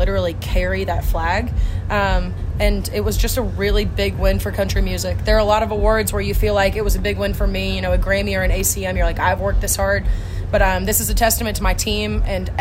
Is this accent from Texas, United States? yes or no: no; Atlanta, Georgia, United States; Born and raised in Atlanta, Georgia